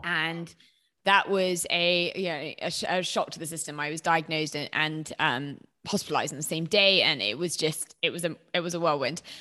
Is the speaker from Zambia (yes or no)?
no; Herefordshire, West Midlands, United Kingdom; moved away; also born or lived in London; I'm from Herefordshire